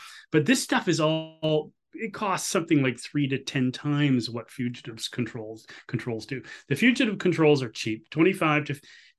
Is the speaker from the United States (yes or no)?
no; Canada; I ask on the behalf as a Canadian citizen and the citizens of Alberta, Saskatchewan, and Newfoundland